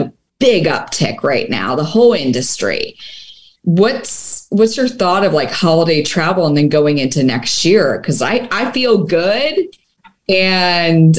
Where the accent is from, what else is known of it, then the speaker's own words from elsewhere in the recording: Bucks County, Pennsylvania, United States; now in Las Vegas, United States; I grew up in Pennsylvania, so Bucks County, Pennsylvania, about 45 minutes north of Philly